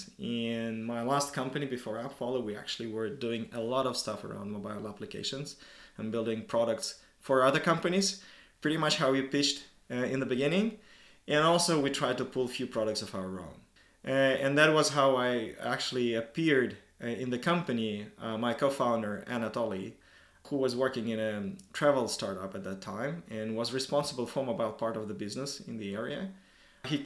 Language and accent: English; Moscow, Russia; moved away as an adult; now in Helsinki, Finland; Originally, I'm from Moscow, Russia.